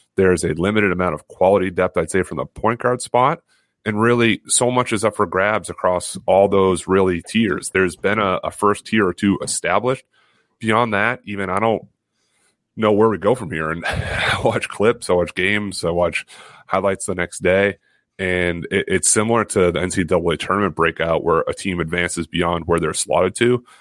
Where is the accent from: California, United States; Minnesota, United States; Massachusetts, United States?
Massachusetts, United States; I feel really one with my home state